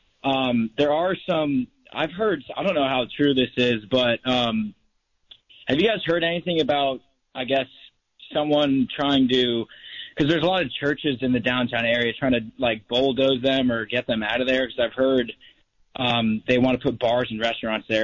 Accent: Jacksonville Beach, Florida, United States; now in Tampa, United States; I'm from Jacks Beach

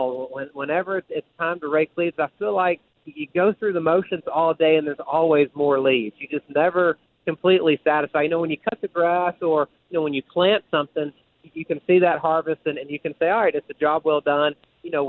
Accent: Unadilla, Georgia, United States; now in North Carolina, United States; I lived in a very rural community down in middle Georgia, in Unadilla, Georgia

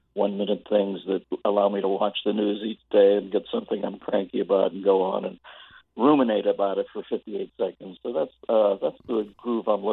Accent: Pittsburgh, Pennsylvania, United States; I'm from Pittsburgh

